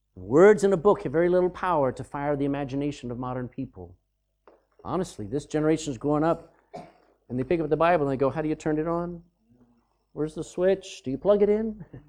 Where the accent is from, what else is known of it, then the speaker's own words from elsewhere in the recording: Austin, Texas, United States; I was born in Austin, Texas